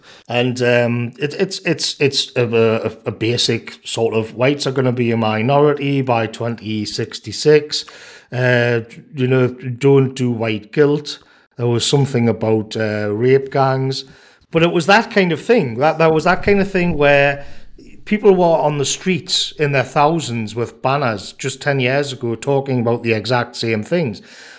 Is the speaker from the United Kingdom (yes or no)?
yes; England, United Kingdom; I remember the days, you know, growing up in England in the 90s